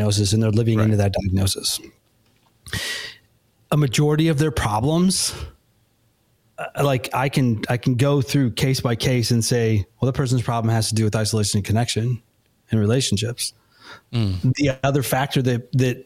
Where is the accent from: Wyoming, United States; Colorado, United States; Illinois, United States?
Illinois, United States; Chicago suburbs; now in Nashville, United States; I'm originally from the Chicago suburbs